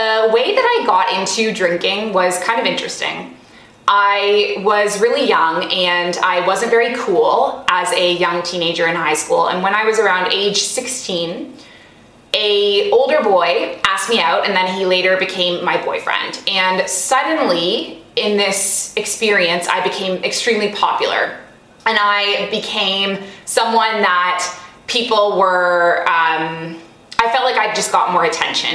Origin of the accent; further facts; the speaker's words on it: Canada; moved away as an adult; also born or lived in Kuwait; now in Middle East; I grew up in Canada